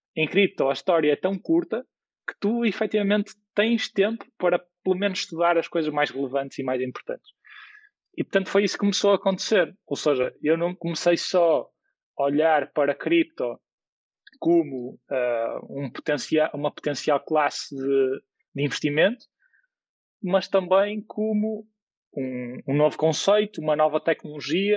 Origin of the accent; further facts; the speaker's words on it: Porto, Norte, Portugal; eu nasci no Porto e, portanto, sou, sou do Porto e, portanto, estudei também no Porto